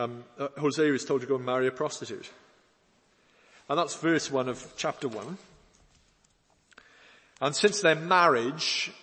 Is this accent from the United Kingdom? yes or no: yes; Wales, United Kingdom; an old hymn we used to sing when I was growing up in Wales